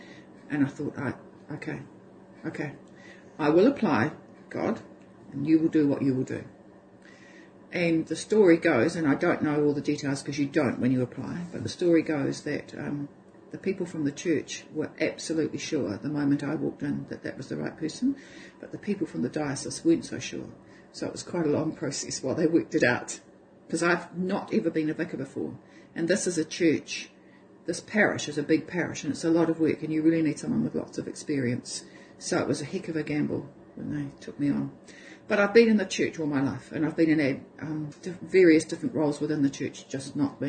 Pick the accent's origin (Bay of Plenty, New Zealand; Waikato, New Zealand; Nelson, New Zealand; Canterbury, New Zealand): Waikato, New Zealand; Hamilton; born there; And I was born in Hamilton, but I hadn't lived there.